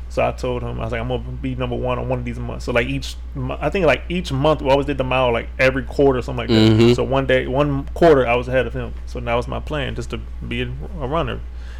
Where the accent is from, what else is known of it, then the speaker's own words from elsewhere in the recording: Italy; born there; also born or lived in Japan; Yeah, I was born in Italy.